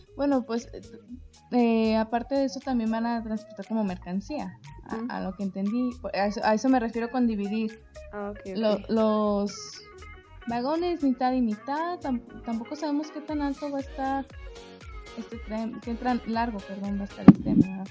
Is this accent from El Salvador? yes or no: no; Mexico; como mexicanos